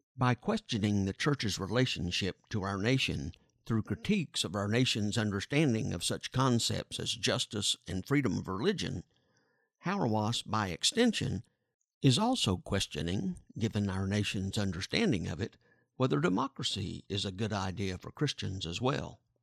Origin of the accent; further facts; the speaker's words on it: United States; I was born and raised in the United States, and I'm the product of public school education